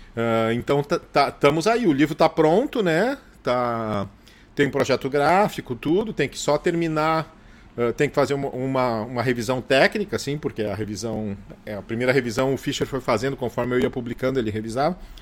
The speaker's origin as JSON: {"language": "Portuguese", "town": "Gravataí", "region": "Rio Grande do Sul", "country": "Brazil", "tie": "born or raised there", "also_born_or_lived": "Porto Alegre", "said": "eu sou nascido em Porto Alegre, me criei é, em Gravataí"}